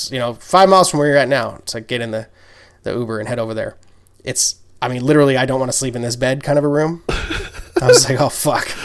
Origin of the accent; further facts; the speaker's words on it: Seattle, Washington, United States; I'm here to scout. I'm from Seattle.